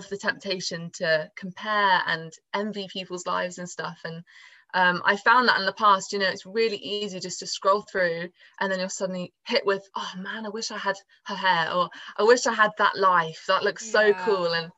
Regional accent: Swindon, South West England, United Kingdom; I'm from Swindon in England, down south.

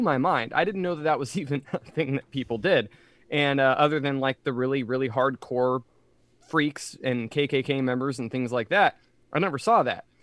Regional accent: Reading, Pennsylvania, United States; moved away; also born or lived in Jacksonville; Joe and I were raised in Reading.

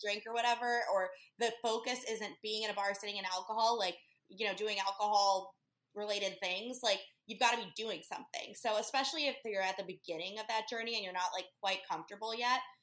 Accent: Chicago, Illinois, United States; moved away as an adult; also born or lived in Key West / Lake Tahoe; now in Hermosa Beach, United States; originally, I'm from Chicago, but I ended up here um, after the pandemic

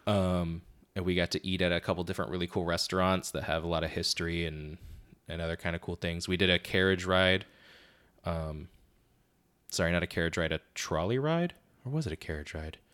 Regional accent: Florida, United States; we're from Florida

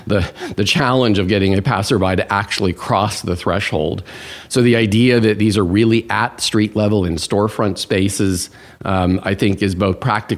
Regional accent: Washington, District of Columbia, United States; also born or lived in India / Thailand / Japan; So I was a Foreign Service brat, which meant that I moved about quite a lot. India, Thailand, Japan. I think of home base as Washington, D.C. It's where, you know, my parents parked their furniture.

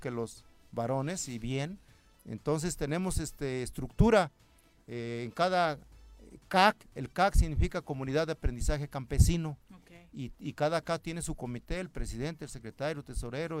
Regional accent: Mazatepec, Morelos, Mexico; Yo vengo del municipio de Mazatepec, ahí somos cinco grupos, somos 135 sembradores

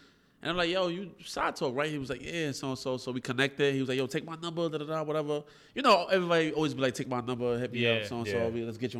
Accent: Brooklyn, New York, United States

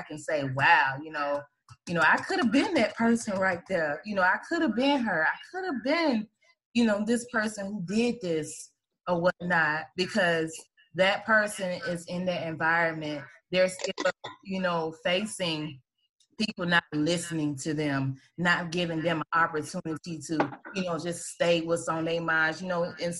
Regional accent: Atlanta, Georgia, United States; I think Gwen, I grew up on Bankhead too. Okay, so listen, baby, I had an awesome childhood, but you know, being and living in that area, you've seen a lot as a child.

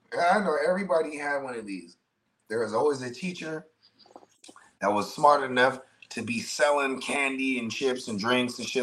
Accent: South Bay, California, United States; I'm from the South Bay, so like Santa Cruz wasn't that far from us.

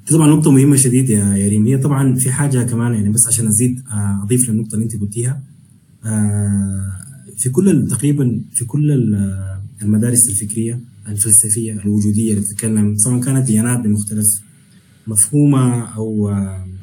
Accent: Sudan; انه احنا نبني بلد تجمعنا كلنا تشبهنا كسودانيين يعني.

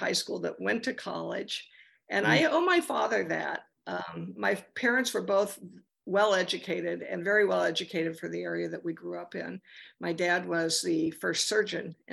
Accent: near Grand Junction, Western Colorado, United States; now in Los Angeles, United States; I grew up in Western Colorado in a very small town near Grand Junction

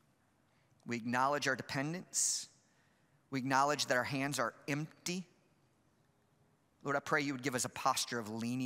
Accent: Chicago, Illinois, United States; I'm from Chicago

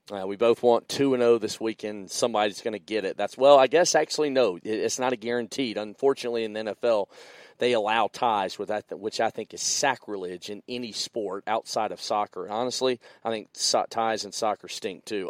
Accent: the South, United States; I'm come from the South

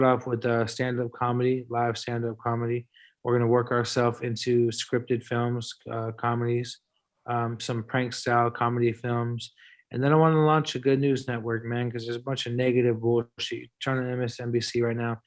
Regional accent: San Francisco, California, United States; We're from San Francisco

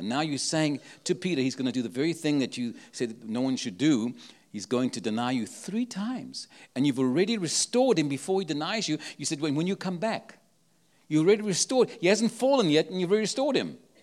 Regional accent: Cape Town, Western Cape, South Africa; now in San Antonio, United States; I was born in Cape Town, South Africa

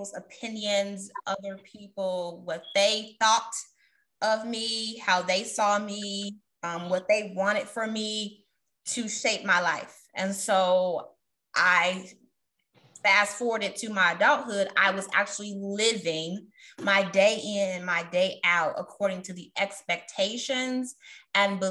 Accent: Chicago, Illinois, United States; I'm also a Chicagoan.

